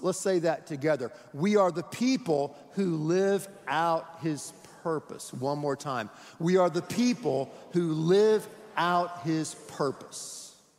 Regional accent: Houston, Texas, United States; we're from Houston

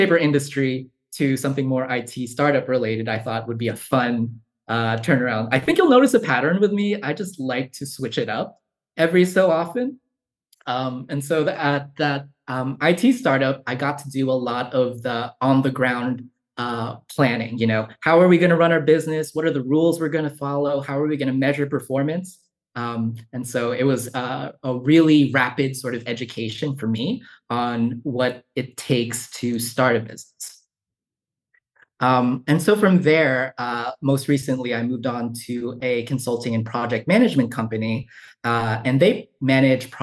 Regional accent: Yonkers, New York, United States; moved away as an adult; also born or lived in Bronx, New York / Columbia, South Carolina; now in Charlottesville, United States; I was born in the Bronx and then grew up in a city called Yonkers in Westchester County

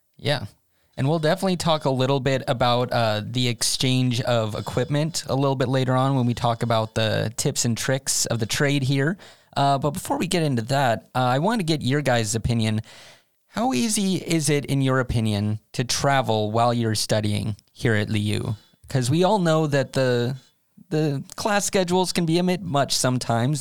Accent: United States; moved away as an adult; now in Sweden; as an American, I grew up with seven-Elevens around

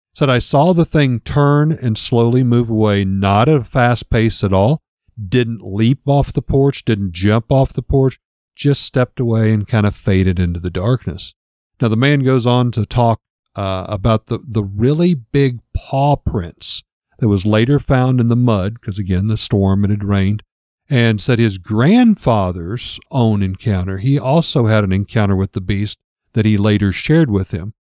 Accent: the Ozarks, Missouri, United States; we grew up in Missouri

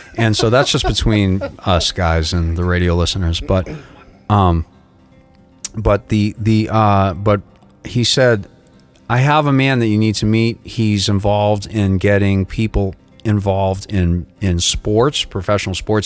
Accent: Boston, Massachusetts, United States; now in South Florida, United States; I'm from South Florida, originally from Boston

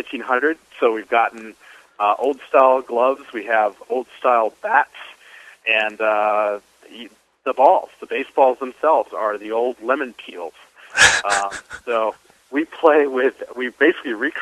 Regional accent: Phoenix, Arizona, United States; I'm from Phoenix. I live right in downtown Phoenix, just two blocks from Chase Field.

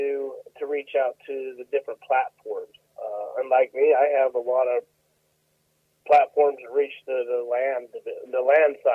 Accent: Colorado, United States; moved away as an adult; now in McAlester, United States; I was born and raised in 7 generations in Colorado

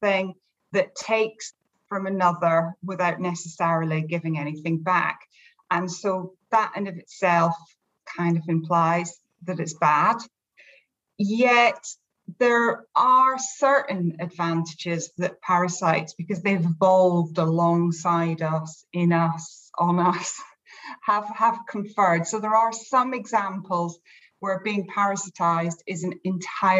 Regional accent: Scotland, United Kingdom; we never get heat where I come from

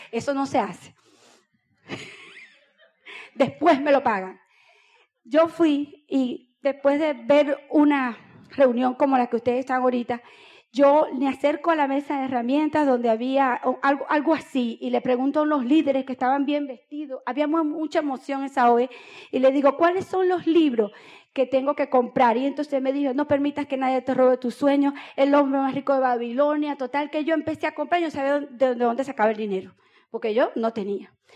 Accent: Boca del Río, Nueva Esparta, Venezuela; Yo nací en Boca del Río

